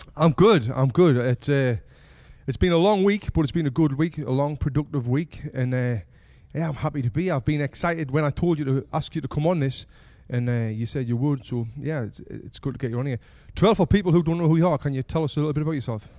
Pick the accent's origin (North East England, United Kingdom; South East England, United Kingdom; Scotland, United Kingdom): North East England, United Kingdom; from where we're from, from the streets, of the northeast of England